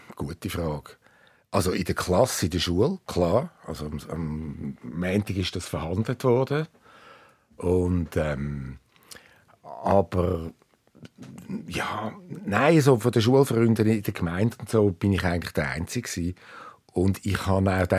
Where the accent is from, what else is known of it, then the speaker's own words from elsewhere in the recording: suburbs of Zurich, Switzerland; ich bin im Speckgürtel von Zürich aufgewachsen